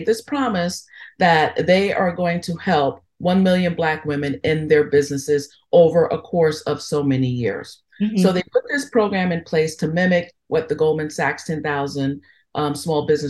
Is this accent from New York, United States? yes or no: yes; New York, United States; moved away; also born or lived in Philadelphia; growing up in New York